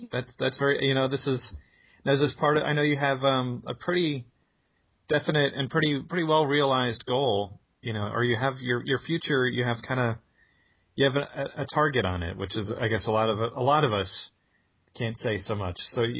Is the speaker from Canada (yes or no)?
no; New Jersey, United States; moved away; I'll reserve all of my 28 years growing up in New Jersey.